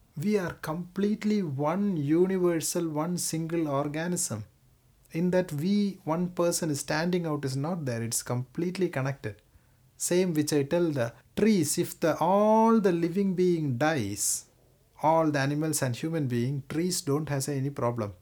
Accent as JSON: {"language": "English", "region": "Kerala", "country": "India", "moved": "yes", "said": "I come from Kerala."}